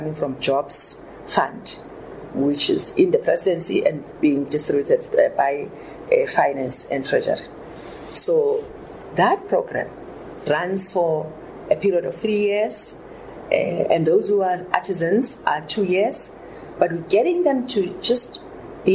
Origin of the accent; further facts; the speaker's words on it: South Africa; as South African women